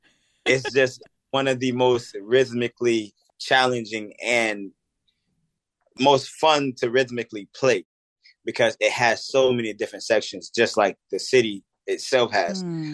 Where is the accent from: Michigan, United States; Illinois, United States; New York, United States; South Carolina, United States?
Illinois, United States; Chicago; born or raised there; moved away